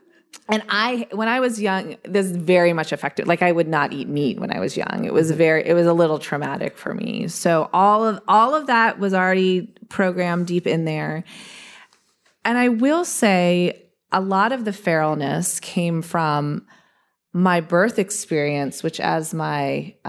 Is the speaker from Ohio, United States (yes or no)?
yes; Eastern Ohio, United States; I grew up in the Appalachian foothills of Eastern Ohio, where I lived in the woods.